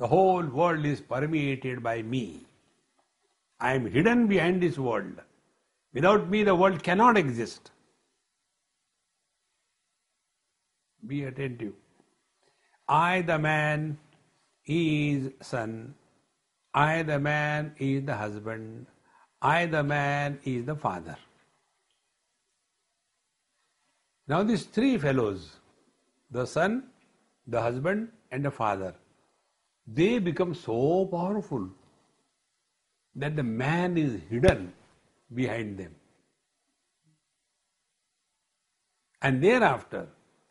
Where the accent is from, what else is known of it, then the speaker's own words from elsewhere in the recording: India; When I say I am Indian, I am talking about citizenship